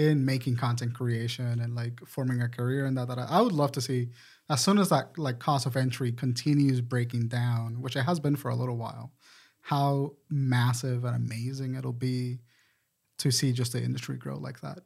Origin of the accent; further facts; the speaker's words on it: Puerto Rico; now in Charlotte, United States; I'm from Puerto Rico